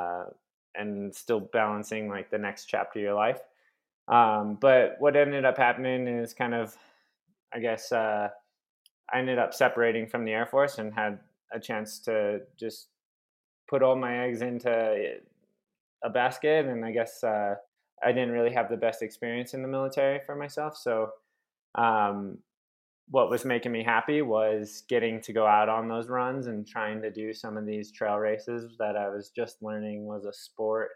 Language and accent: English; Phoenix, Arizona, United States; I'm from Phoenix, which is just a hot, dry place